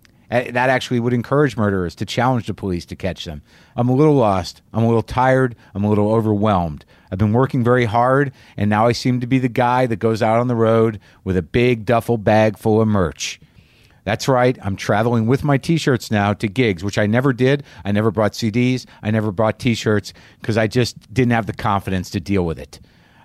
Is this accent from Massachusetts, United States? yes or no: no; New Mexico, United States; moved away; I grew up next door in New Mexico.